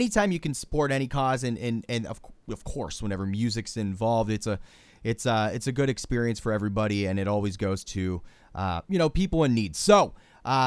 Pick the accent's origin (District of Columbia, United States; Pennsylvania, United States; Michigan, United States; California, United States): Pennsylvania, United States; Pittsburgh; my hometown of Pittsburgh, Pennsylvania